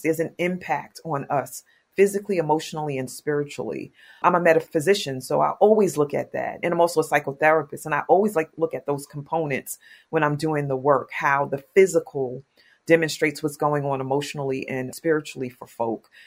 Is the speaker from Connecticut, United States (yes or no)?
no; New York City, New York, United States; I'm from Queens, New York